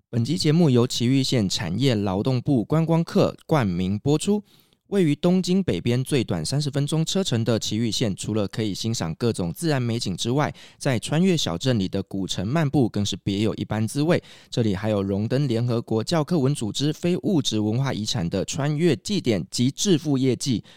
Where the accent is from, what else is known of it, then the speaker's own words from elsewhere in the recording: Taiwan; 我们台湾人